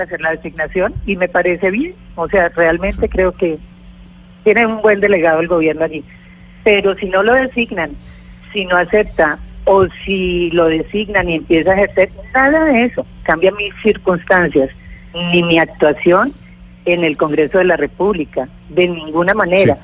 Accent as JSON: {"language": "Spanish", "region": "Orinoquía", "country": "Colombia", "said": "provengo de la Orinoquia"}